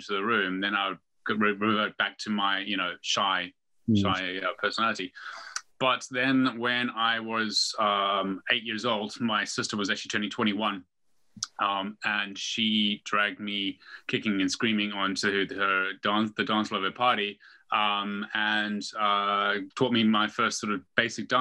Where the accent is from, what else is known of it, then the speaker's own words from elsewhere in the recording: South Africa; moved away as an adult; also born or lived in Zimbabwe; now in United Kingdom; I was born in Zimbabwe or Rhodesia back as it was then, and then moved to South Africa with my parents when I was about 4 or 5. So yeah, grew up, you know, in the bush, in a small town